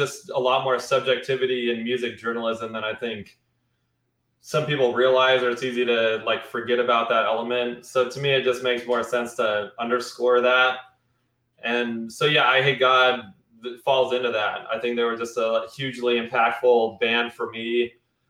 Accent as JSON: {"language": "English", "region": "rural Wyoming", "country": "United States", "tie": "born or raised there", "said": "I grew up seeing Confederate flags all over the place and shit like that. And you know, this is in rural Wyoming"}